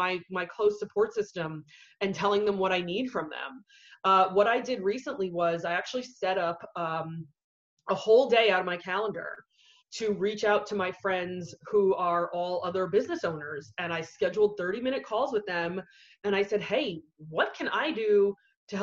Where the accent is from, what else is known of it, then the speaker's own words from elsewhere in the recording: New York, United States; moved away as an adult; also born or lived in San Diego, California; now in Virginia Beach, United States; I'm originally from New York